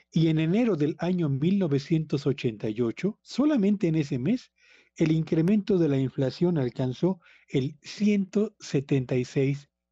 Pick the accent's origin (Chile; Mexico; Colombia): Mexico; en países como México donde somos dependientes fundamentalmente de la importación de alimentos